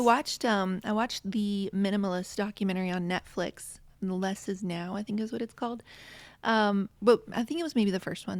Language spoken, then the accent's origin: English; West Virginia, United States; now in Connecticut, United States; I grew up in West Virginia, and now I'm in Connecticut